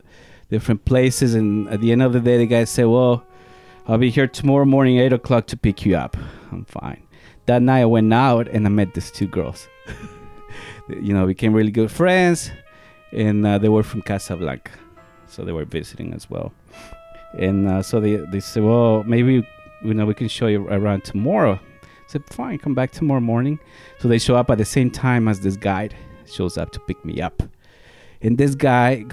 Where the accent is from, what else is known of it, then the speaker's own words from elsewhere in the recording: Riobamba, Chimborazo, Ecuador; accent: Spanish heavy accent; English is a second language; moved away as an adult; now in United States; I was born in Riobamba, Ecuador, which is a small city